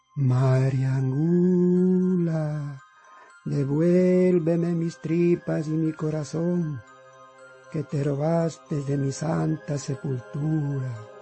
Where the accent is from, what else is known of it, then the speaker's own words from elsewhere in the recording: Quito, Pichincha, Ecuador; also born or lived in Tungurahua; Nací en Quito, Ecuador, en el año de 1962